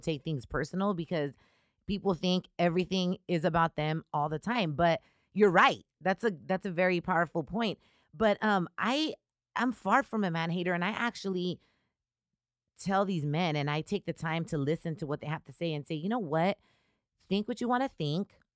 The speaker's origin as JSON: {"language": "English", "town": "Riverside", "region": "California", "country": "United States", "tie": "born or raised there", "also_born_or_lived": "Chicago", "said": "I'm originally from Riverside, I grew up in Riverside"}